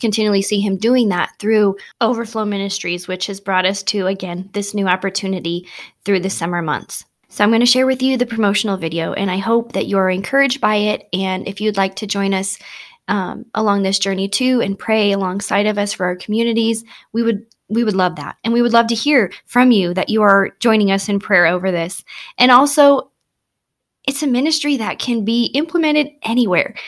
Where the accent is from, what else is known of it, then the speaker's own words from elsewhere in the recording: Bonesville, South Dakota, United States; my hometown